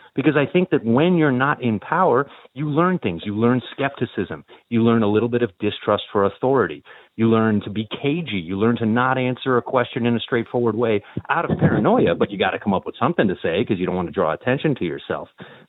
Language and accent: English; United States; now in Ireland; I'm also sensitive to this as an American